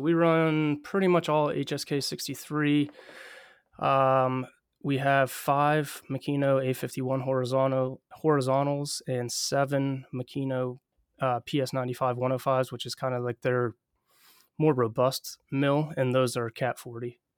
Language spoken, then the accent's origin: English; Southwestern Pennsylvania, United States; I'm originally from Southwestern P A, which is where I currently live